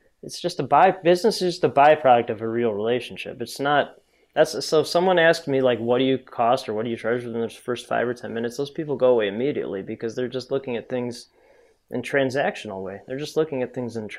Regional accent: Chicago, Illinois, United States; I grew up currently in the North Shore of Chicago, which is a pretty affluent area.

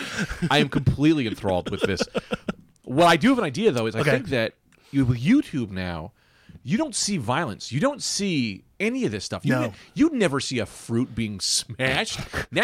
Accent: Bloomfield, New Jersey, United States; Yeah, I'm from Jersey.

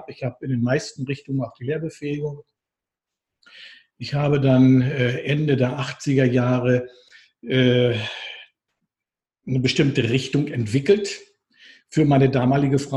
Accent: Northern Germany, Germany; now in Switzerland; Ich bin eigentlich ein Norddeutscher, hey. ja. Ich bin, bin in der Schweiz hängen geblieben.

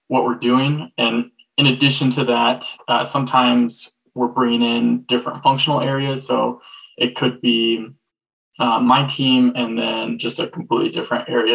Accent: Colorado, United States; I was born and raised in Colorado

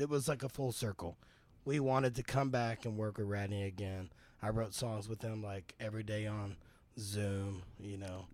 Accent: Texas, United States; I'm from Texas

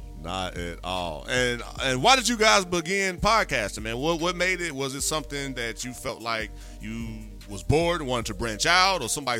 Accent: Gary, Indiana, United States; No, I'm from Gary, Indiana, man.

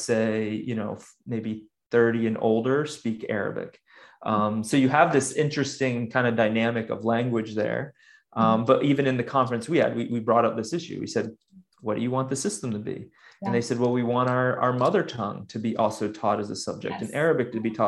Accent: United States; moved away as an adult; also born or lived in Sudan; I left the US almost soon after I finished college. So I realized after I got back that I haven't really lived in my home country as an adult

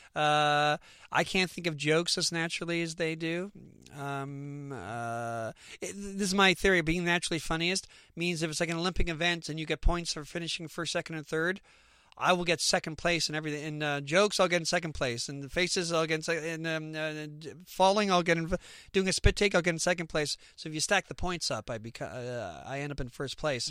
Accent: Canada; we're Canadian

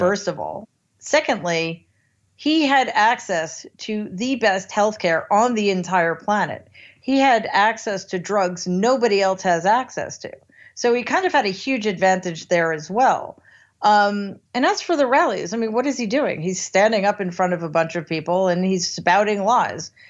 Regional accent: United States; as an American

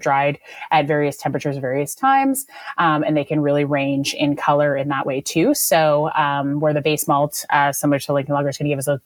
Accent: Malaysia; moved away; I grew up in Asia, and I grew up in Malaysia

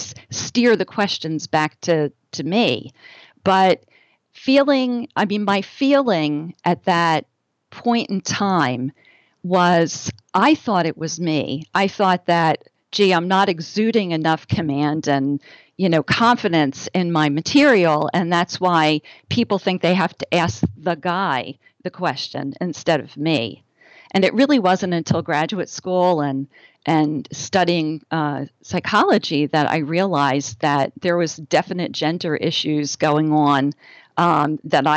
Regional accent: New Jersey, United States; I am from the Northeast. I grew up in New Jersey

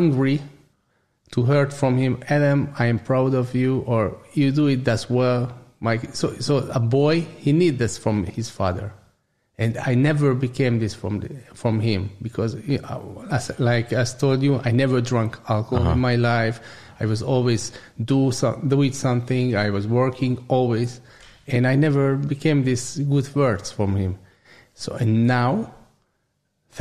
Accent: Budapest, Hungary; English is a second language; I was born in Buddha, I was living in Buddha always

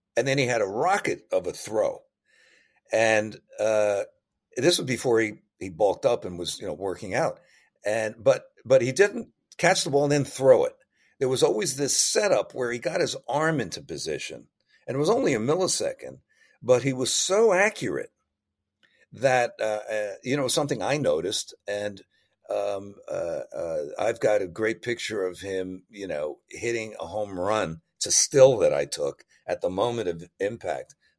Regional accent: New Jersey, United States; growing up in New Jersey

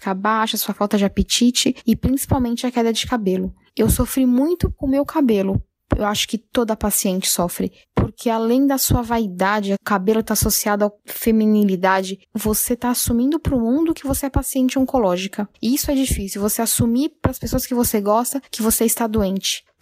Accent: São Paulo, Brazil; eu tenho 30 anos, eu sou de São Paulo

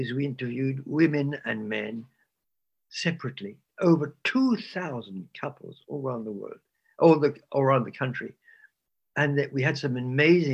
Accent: England, United Kingdom; So I was raised in England during the war

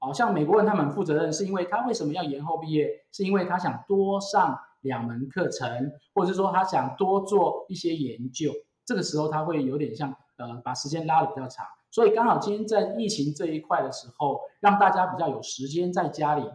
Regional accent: Taiwan; also born or lived in United States; 我回来台湾之后

